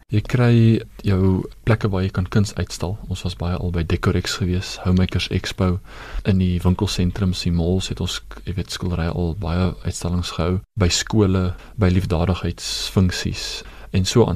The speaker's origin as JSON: {"language": "Afrikaans", "country": "South Africa", "said": "Ek is 'n trotse Suid-Afrikaner"}